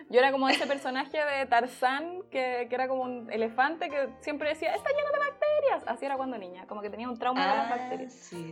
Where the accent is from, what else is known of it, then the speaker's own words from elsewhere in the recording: Santiago, Santiago Metropolitan Region, Chile; Soy de Santiago de toda la vida. Toda la vida. Nací, nací